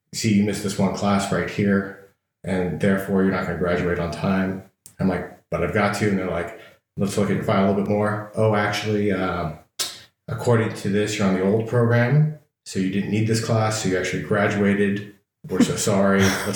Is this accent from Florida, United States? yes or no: no; the Bay Area, California, United States; moved away as an adult; also born or lived in Oregon; now in Washington, D.C., United States; I grew up in California, in the Bay Area, and as an only child, and I stayed there until I was 18, and then I decided to go to Oregon State University, about 8 hours north